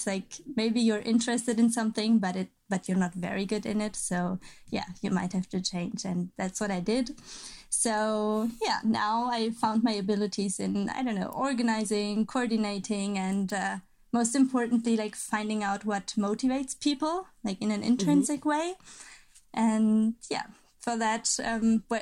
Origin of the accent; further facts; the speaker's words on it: Cologne, North Rhine-Westphalia, Germany; moved away as an adult; also born or lived in Lübeck / Flensburg; I'm originally from Cologne. The very nice city.